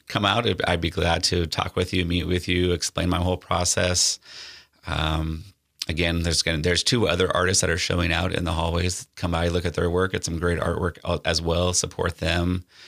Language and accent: English; North Platte, Nebraska, United States; moved away; growing up in North Platte